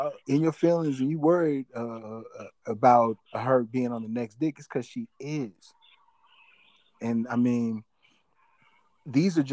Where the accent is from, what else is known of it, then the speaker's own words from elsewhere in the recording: St. Louis, Missouri, United States; I'm from St. Louis, Missouri